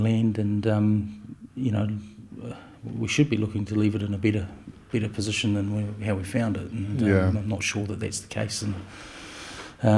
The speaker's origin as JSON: {"language": "English", "town": "Martinborough", "region": "Wellington", "country": "New Zealand", "tie": "born or raised there", "moved": "as an adult", "said": "born and raised in Martinborough, and so very much feel that this is, you know, this is home."}